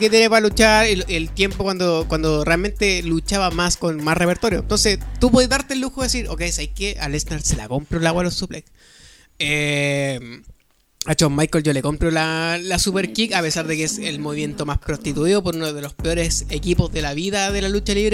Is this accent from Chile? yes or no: yes; Valparaíso, Chile; cuando digo que soy de Valpo